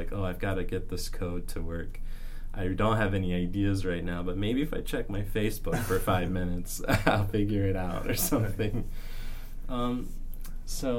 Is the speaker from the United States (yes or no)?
yes; Arizona, United States; moved away as an adult; now in North Carolina, United States; I am originally from Arizona